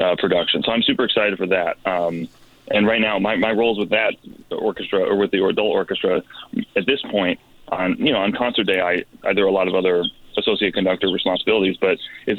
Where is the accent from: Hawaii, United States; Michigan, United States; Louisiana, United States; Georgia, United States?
Michigan, United States; Detroit; moved away as an adult; also born or lived in New York; now in Southern California, United States; I'm from Detroit, Michigan. Okay. I grew up there.